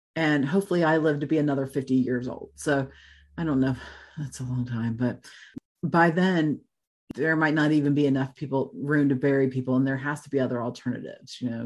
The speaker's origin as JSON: {"language": "English", "region": "Florida", "country": "United States", "tie": "born or raised there", "also_born_or_lived": "Tennessee", "moved": "yes", "lives_now": "Kettering, Ohio, United States", "said": "I grew up in Florida"}